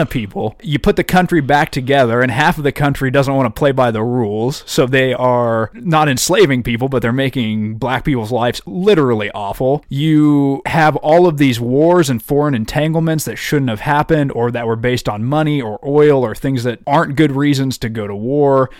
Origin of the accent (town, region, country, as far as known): United States